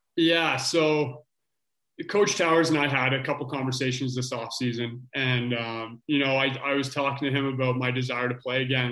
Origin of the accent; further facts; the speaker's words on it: Orangeville, Ontario, Canada; Growing up in Orangeville, it's obviously a, a lacrosse hotbed